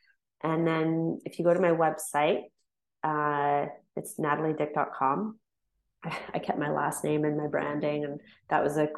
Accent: London, Ontario, Canada; London, Ontario.

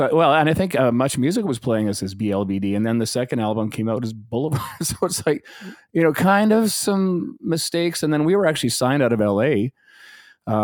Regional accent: Calgary, Alberta, Canada; also born or lived in Vancouver; I was born in Vancouver, but I grew up in Calgary. I was there since I was three. So yeah, no, I'm a Calgarian.

